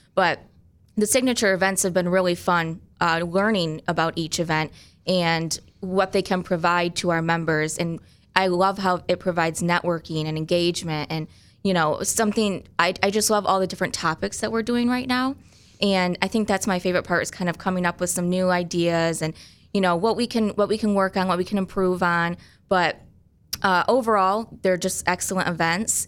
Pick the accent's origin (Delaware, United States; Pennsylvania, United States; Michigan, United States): Michigan, United States; Grand Rapids; I grew up primarily in Grand Rapids